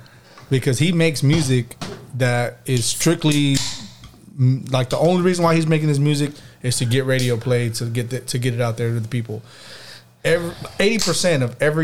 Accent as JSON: {"language": "English", "region": "Texas", "country": "United States", "said": "I'm from Texas"}